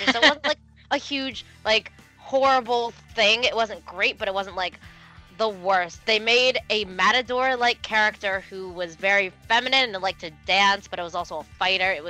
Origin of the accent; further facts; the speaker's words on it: United States; I am from the Maryland, D.C., Virginia area.